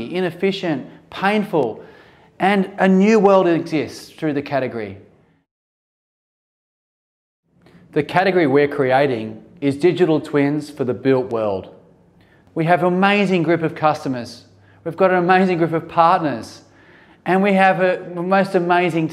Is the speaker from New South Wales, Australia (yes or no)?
yes; Sydney, New South Wales, Australia; here in my hometown in Sydney